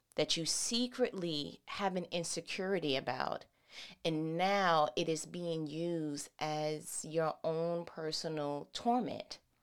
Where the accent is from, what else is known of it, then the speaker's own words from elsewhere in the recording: New York City, New York, United States; that's where I'm from